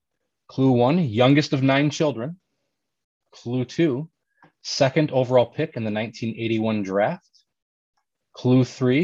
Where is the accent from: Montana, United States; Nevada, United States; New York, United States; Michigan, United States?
Michigan, United States; I grew up in Michigan in the 90s